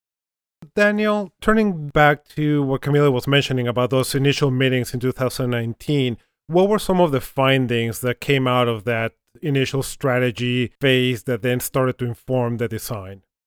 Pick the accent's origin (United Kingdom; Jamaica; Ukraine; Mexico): Mexico; I'm originally from Mexico